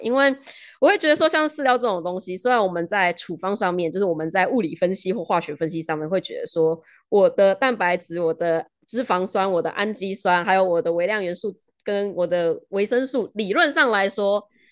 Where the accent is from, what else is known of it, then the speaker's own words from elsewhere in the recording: Taiwan; 我们台湾人养鱼的方式